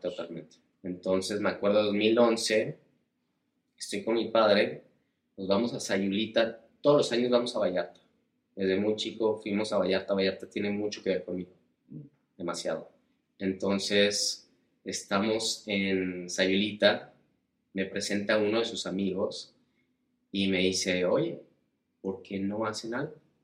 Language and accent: Spanish; El Paso, Texas, United States; moved away as an adult; also born or lived in Ciudad Juárez, Mexico / Ibiza, Spain; Nací en El Paso, Texas, en la frontera